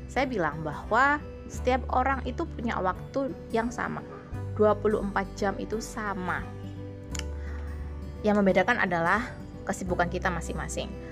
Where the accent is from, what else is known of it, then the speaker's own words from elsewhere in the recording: Sidoarjo, East Java, Indonesia; karena saya aslinya Sidoarjo dan sangat jauh.